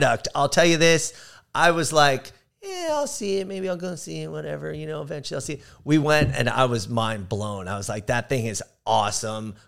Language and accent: English; Sepulveda, California, United States; Growing up in Sepulveda